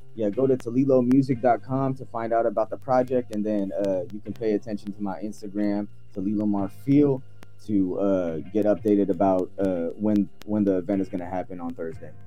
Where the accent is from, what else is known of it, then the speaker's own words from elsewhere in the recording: United States; also born or lived in Philippines; I had to make home, my home here in America